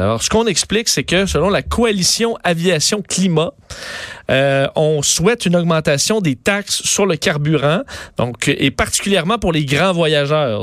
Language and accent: French; Quebec, Canada; chez nous au Québec